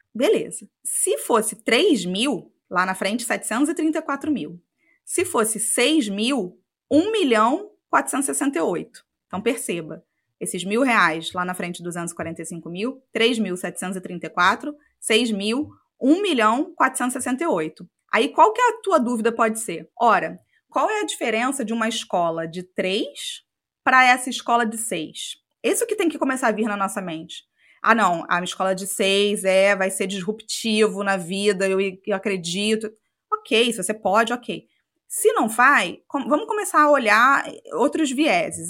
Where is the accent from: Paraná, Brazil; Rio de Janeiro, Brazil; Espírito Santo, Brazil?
Rio de Janeiro, Brazil; Macaé; moved away as an adult; nasci em Macaé, passei minha vida inteira lá até fazer o intercâmbio